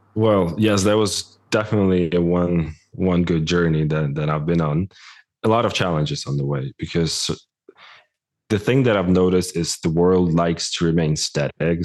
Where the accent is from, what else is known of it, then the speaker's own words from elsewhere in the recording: Ukraine; moved away; I'm originally from Ukraine